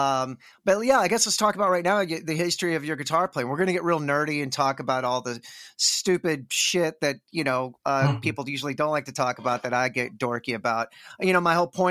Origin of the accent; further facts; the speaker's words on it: Texas, United States; in the South, because I'm from Texas